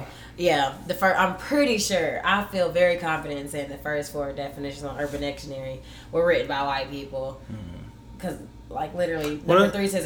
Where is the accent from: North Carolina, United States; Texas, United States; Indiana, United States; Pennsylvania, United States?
Texas, United States; I'm from Texas